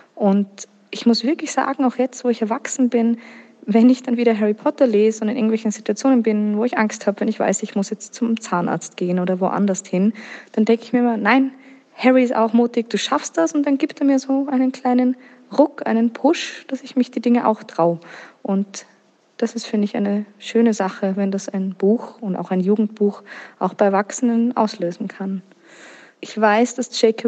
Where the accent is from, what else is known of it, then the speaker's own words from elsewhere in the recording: Vienna, Austria; Ich komme ursprünglich aus Wien und bin bis jetzt auch noch dort geblieben